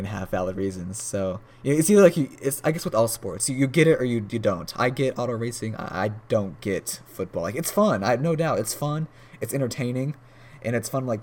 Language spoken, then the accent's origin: English; United States; being an American